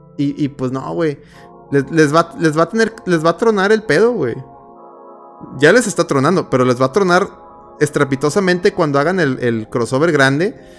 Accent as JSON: {"language": "Spanish", "country": "Mexico", "said": "soy mexicano prieto"}